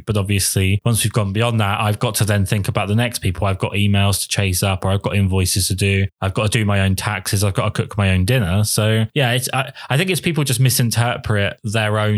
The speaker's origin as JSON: {"language": "English", "region": "England", "country": "United Kingdom"}